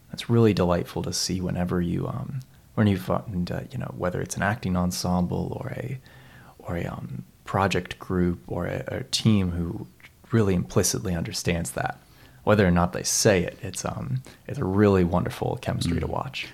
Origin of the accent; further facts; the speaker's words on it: Seattle, Washington, United States; moved away as an adult; now in Christchurch, New Zealand; I grew, I grew up in Seattle um, for pretty much my whole life